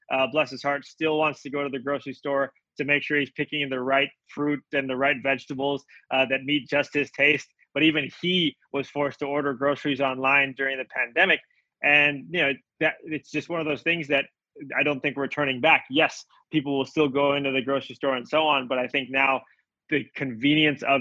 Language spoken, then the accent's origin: English; Jakarta, Indonesia; now in United States; We grew up together in Indonesia. we were both expats there, uh, living and studying at the same school, uh, the Jakarta International School.